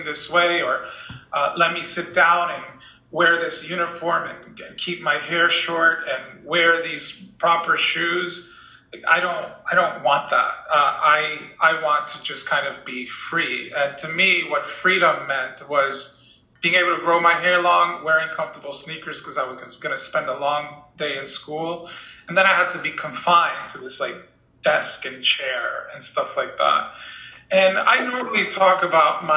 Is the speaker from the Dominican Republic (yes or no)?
yes; Dominican Republic; moved away; I grew up in the Dominican Republic, where we wore uniforms